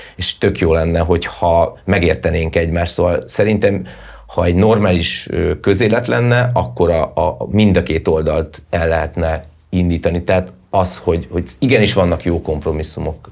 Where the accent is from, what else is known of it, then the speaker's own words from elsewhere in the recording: Hungary; also born or lived in Budapest; én magyar vagyok